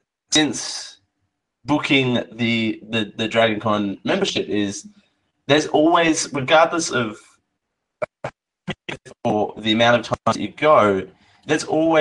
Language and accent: English; Australia; I'm Australian.